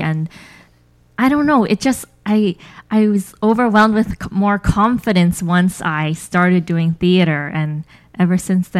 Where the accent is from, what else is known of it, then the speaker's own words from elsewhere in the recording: Bay Area, California, United States; also born or lived in New York; I'm born and raised in the Bay Area. So I've been here most of my life, except for college. I went to Southern California, and I've lived abroad briefly and in New York briefly, and then I came back.